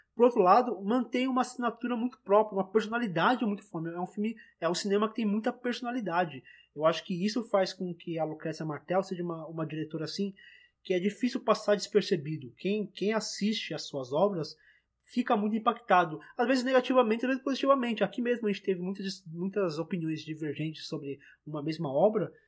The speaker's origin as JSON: {"language": "Portuguese", "country": "Brazil", "also_born_or_lived": "São Paulo", "said": "a gente, como, como brasileiro"}